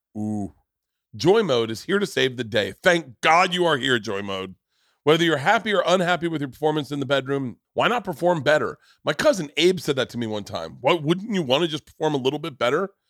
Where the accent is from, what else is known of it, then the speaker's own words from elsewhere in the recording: Florida, United States; moved away; also born or lived in New York; I grew up in Florida